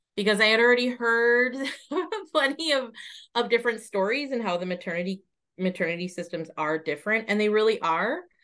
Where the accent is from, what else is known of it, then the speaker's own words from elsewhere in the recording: United States; moved away as an adult; now in Ireland; I'm originally from the United States, spent most of my life living there.